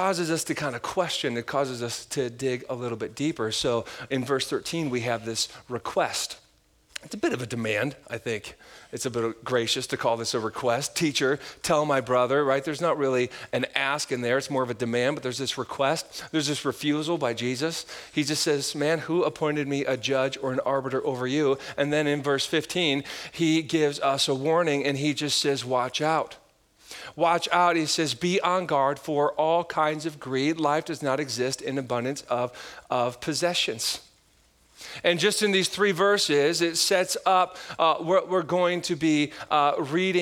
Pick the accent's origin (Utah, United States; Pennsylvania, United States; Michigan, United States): Michigan, United States; now in Wisconsin, United States; I grew up in Michigan, like we have lake effect snow, like Midwest